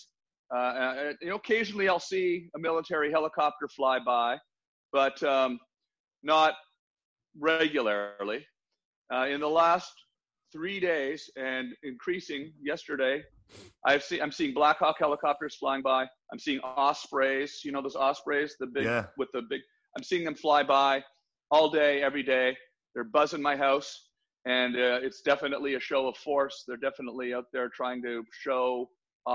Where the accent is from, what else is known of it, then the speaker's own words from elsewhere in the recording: Canada; now in United States; I grew up in Canada